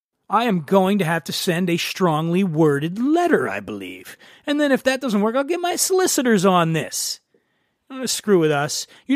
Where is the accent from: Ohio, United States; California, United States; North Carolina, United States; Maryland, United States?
California, United States; Venice Beach; I am at a property known as the Propagator. It's located in my hometown, Venice Beach, California.